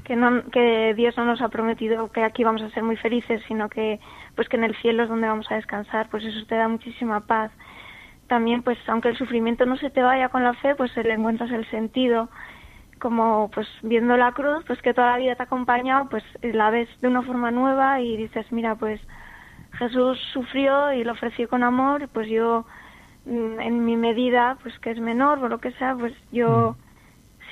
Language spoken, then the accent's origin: Spanish; San Sebastián, Basque Country, Spain; tengo 24 años, soy de San Sebastián